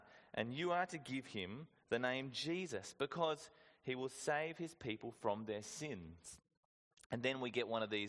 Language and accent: English; Whyalla, South Australia, Australia; I went to a good school growing up in Wyala